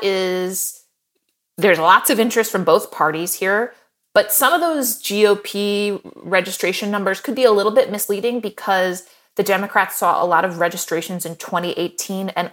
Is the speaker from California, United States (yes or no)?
no; Ohio, United States; I'm from Ohio